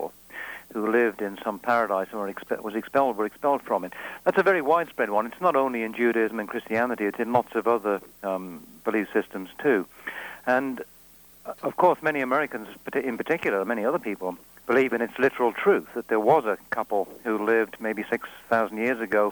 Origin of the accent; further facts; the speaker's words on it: Wales, United Kingdom; I'm Welsh